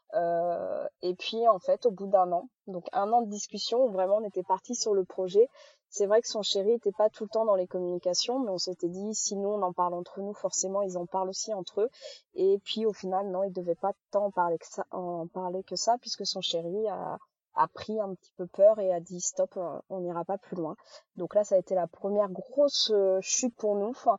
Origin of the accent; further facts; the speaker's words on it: Charente-Maritime, Nouvelle-Aquitaine, France; on est de, de Charente-Maritime